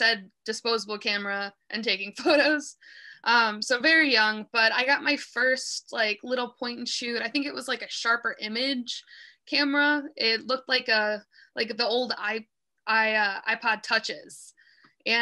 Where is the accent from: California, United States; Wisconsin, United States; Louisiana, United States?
Wisconsin, United States; Madison; now in Milwaukee, United States; I was born in Madison, so I spent a good part of my childhood there. And then my parents divorced when I was pretty young, so I was between Madison and Milwaukee most of the time